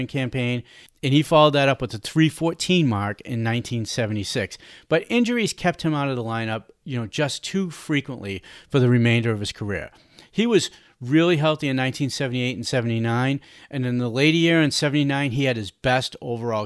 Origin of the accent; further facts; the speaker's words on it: Boston, Massachusetts, United States; I grew up in Boston and I was just a young kid